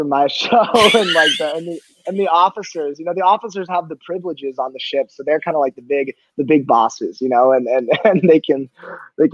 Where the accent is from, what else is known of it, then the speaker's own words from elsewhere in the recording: San Diego, California, United States; I grew up in San Diego